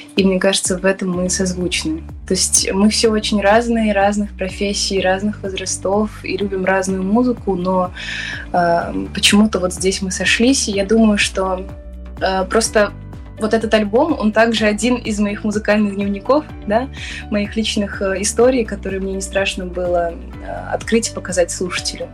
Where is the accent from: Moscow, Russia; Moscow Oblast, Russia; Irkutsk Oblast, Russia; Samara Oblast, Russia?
Samara Oblast, Russia; Samara; мой родной город Самара